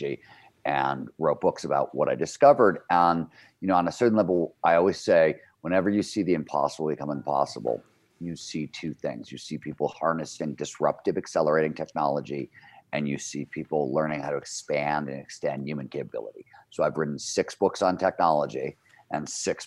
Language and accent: English; Cleveland, Ohio, United States; now in Lake Tahoe, United States; Growing up in Cleveland, Ohio, I grew up in the 70s